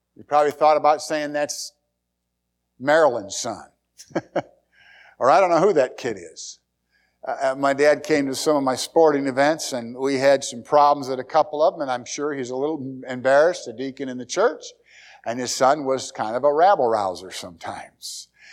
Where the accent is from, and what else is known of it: United States